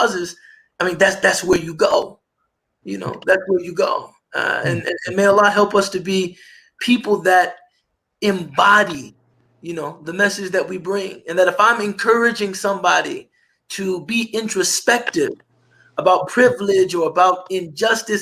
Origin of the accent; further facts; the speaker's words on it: United States; also born or lived in Egypt; I'm being paid more just because I'm an American